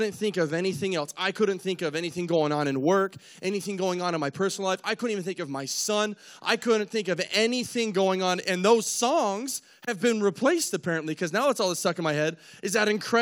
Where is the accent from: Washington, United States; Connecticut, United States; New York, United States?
Washington, United States; Spokane; moved away; also born or lived in Lewiston, Idaho; I'm from Spokane, Washington, originally moved across the border over to Idaho, you know, Lewiston